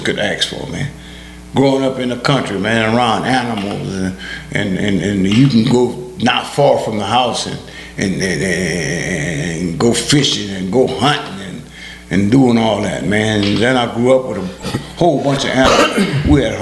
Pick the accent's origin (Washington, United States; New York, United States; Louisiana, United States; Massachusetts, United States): Louisiana, United States; Cecilia; first language Creole French; English is a second language; had the first brick home in my hometown